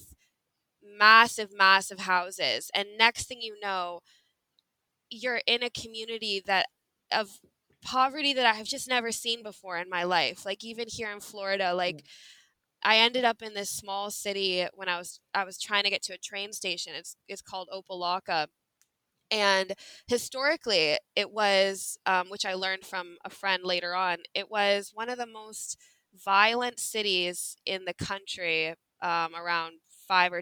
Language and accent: English; Canada; moved away as an adult; also born or lived in Illinois / Texas; now in United States; I didn't grow up in America. I grew up in Canada, and I came to America when I was 18